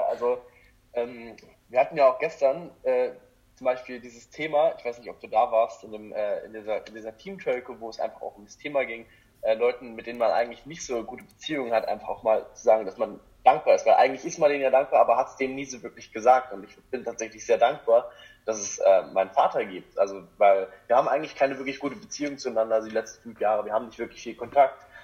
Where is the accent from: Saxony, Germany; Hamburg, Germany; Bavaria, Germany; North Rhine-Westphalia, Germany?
Saxony, Germany; Görlitz; now in Dresden, Germany; einfach nach Dresden zu ziehen, weil ich komme ja eigentlich aus Görlitz, ich weiß nicht, wer das alles kennt, das ist an der polnischen Grenze